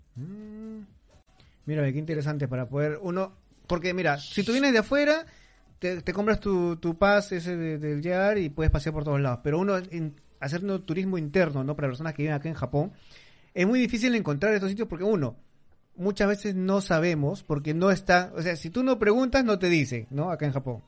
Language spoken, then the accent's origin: Spanish; Peru; now in Tokyo, Japan; me sentía como en mi país